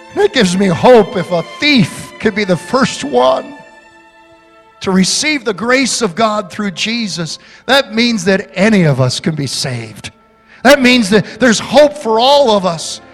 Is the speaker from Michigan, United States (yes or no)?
yes; Holland, Michigan, United States; when I was 12 years old growing up in Holland, Michigan